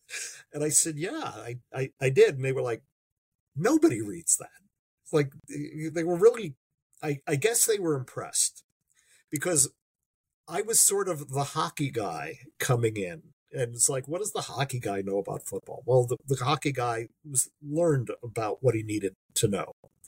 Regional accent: United States; also born or lived in Long Island, New York; I'm an American

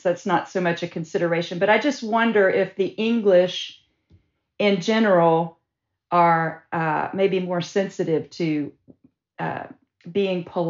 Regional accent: the rural South, United States; growing up in the South, especially growing up in the rural South

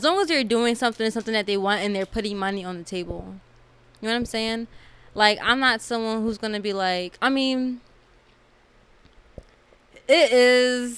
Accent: Philadelphia, Pennsylvania, United States; I'm from Philly, from Uptown, more specifically

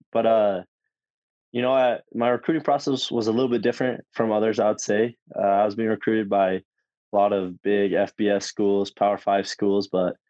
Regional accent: American Fork, Utah, United States; I grew up in American Fork

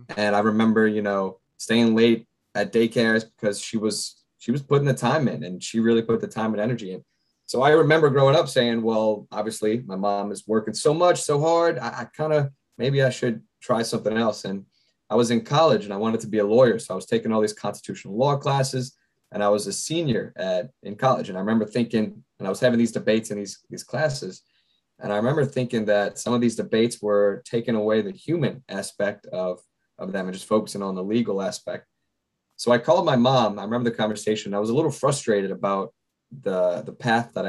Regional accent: Chalmette, Louisiana, United States; also born or lived in New Orleans, Louisiana; I was born in New Orleans. I was raised right outside of New Orleans in Chalmette.

